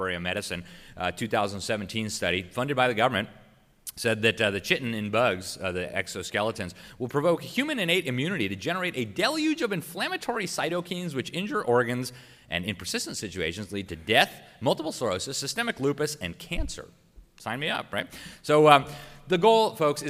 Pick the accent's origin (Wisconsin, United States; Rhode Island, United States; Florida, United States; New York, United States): Florida, United States; my home state of Florida